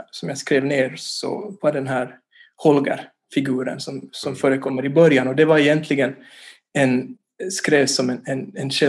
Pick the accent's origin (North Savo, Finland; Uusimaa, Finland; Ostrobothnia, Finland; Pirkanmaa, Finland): Ostrobothnia, Finland; Vaasa; also born or lived in Turku; now in Helsinki, Finland; jag är ju ursprungligen från, från Vasa, född och uppvuxen där. Och sen har jag bott på olika ställen. Jag har bott i, Åbo till exempel där jag studerar filosofi. Och nu bor jag i Helsingfors